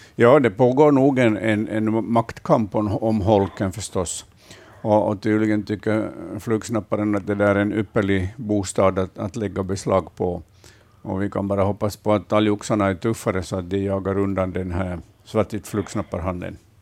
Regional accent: Vaasa, Ostrobothnia, Finland; I min barndom här i Vasa, där jag är uppvuxen

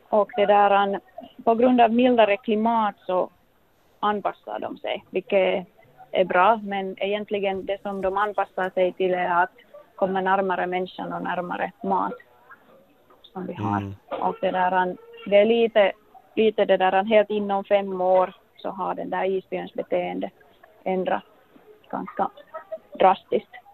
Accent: Finland; moved away as an adult; now in Longyearbyen, Norway; som vi gör hemma i Finland

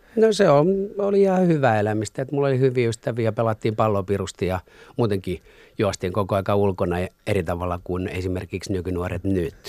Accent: Masku, Southwest Finland, Finland; also born or lived in Turku; sieltä tota, muutettiin Maskuun

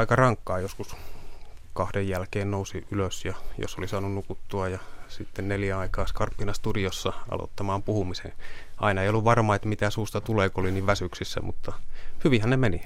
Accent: Kemi, Lapland, Finland; moved away; Kemin aluetoimituksesta pohjoisesta, josta olen kotoisin

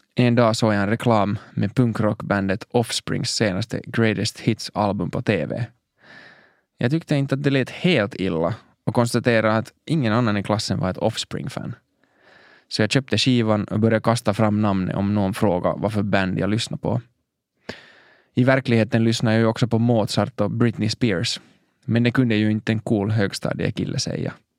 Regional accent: Helsinki, Uusimaa, Finland; Jag växte upp i Mosabacka i norra Helsingfors

